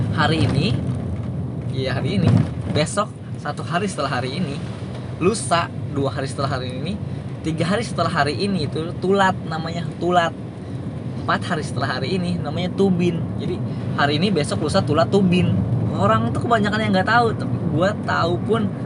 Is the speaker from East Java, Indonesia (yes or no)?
no; Sundanese area, West Java, Indonesia; first language Sundanese; Indonesian is a second language; gue dari kecil sampai kelas 3 SMA itu uh, sekolah eh kelas 3 SMP kelas 3 SMP maksud gue gue sekolah di daerah Sunda